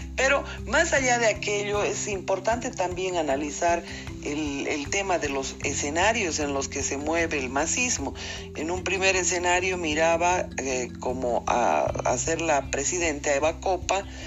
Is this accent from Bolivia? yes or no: yes; Bolivia; como boliviana